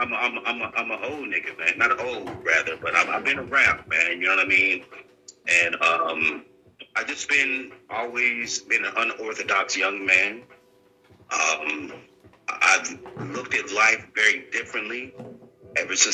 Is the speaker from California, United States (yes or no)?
yes; California, United States; I'm from California. I'm from Eagle, California